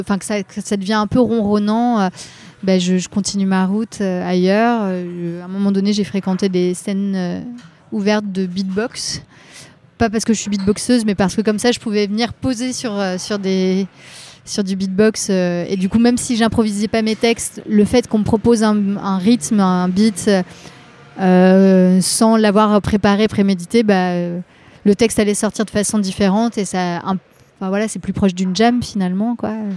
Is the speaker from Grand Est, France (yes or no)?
no; Rennes metropolitan area, Brittany, France; moved away as an adult; now in Paris, France; je, suis née à Rennes. J'ai grandi dans, un petit, dans une petite ville dans la métropole rennaise et je suis restée dans ce coin-là jusqu'à mes 20 ans où après je suis arrivée à à Paris